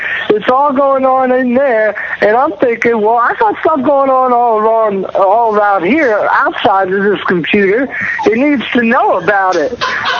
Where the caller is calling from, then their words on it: Pennsylvania, United States; I'm calling from Pennsylvania.